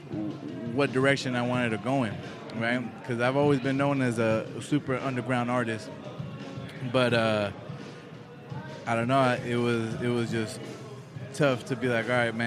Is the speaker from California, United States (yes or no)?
yes; Oceanside, California, United States; also born or lived in Guadalajara, Mexico; I hail from Oceanside